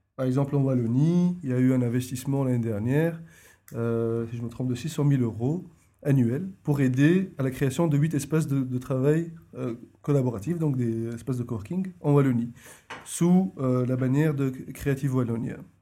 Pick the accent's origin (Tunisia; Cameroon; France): Tunisia; moved away as an adult; now in Brussels, Belgium; je suis tunisien d'origine